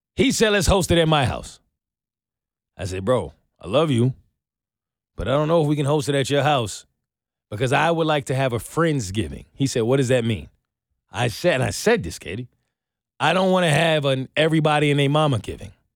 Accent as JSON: {"language": "English", "region": "New York", "country": "United States", "moved": "yes", "said": "I'm from New York"}